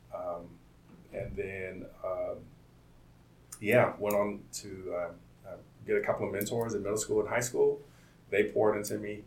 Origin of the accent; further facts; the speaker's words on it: Compton, California, United States; also born or lived in Omaha, Nebraska; my story begins in uh, Compton. I was born in Omaha, Nebraska, and, and, um, but my story really starts in Compton uh, in '88